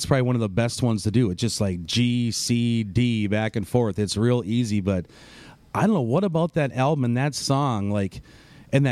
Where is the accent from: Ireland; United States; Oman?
United States; Wisconsin; moved away; also born or lived in Nashville; I'm from Wisconsin